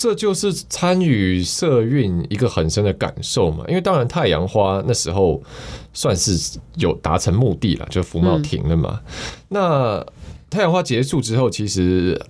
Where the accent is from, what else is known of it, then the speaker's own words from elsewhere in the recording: Taiwan; also born or lived in United States; 但是我但是我出生一个月以后，就是就是可以出医院之后，我我妈其实就带我回台湾了。哦，对我妈那时候也是留学生，然后她就中断了，她就是回台湾养带我养我这样。